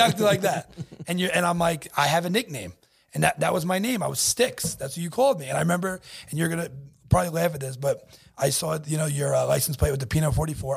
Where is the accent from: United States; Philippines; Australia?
United States; Bellmore, New York; I grew up in Belmore, went to Grand Avenue Middle School